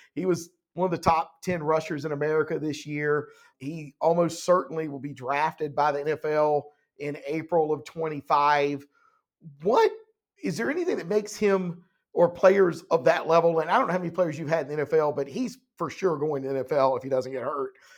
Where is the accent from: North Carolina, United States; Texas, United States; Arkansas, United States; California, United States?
North Carolina, United States; Laurinburg; moved away; I grew up in Laurinburg, went to Scotland High School